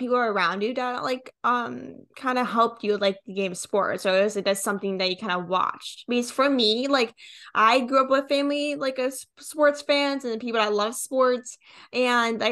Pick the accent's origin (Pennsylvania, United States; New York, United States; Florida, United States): Pennsylvania, United States; I'm from Pennsylvania